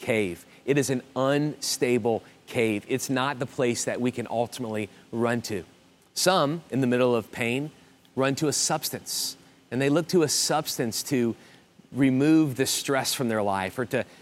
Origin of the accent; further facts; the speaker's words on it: New Orleans, Louisiana, United States; moved away; also born or lived in Miami; I grew up in South Louisiana in the New Orleans area